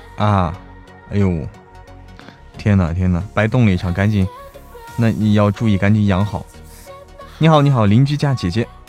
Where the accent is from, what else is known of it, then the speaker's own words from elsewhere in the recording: Hebei, China; also born or lived in Guangdong; now in Chengdu, China; 我是河北人